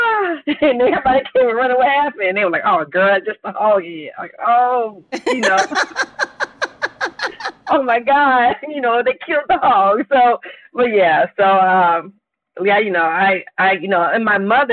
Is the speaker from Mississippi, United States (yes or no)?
yes; Enterprise, Mississippi, United States; moved away as an adult; I grew up in Mississippi, and my grandmother had a farm